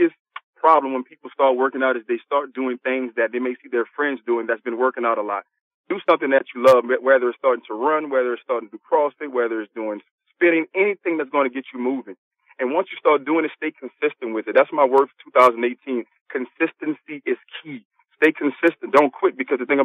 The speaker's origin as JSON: {"language": "English", "town": "New Orleans", "region": "Louisiana", "country": "United States", "said": "I'm from New Orleans, Louisiana."}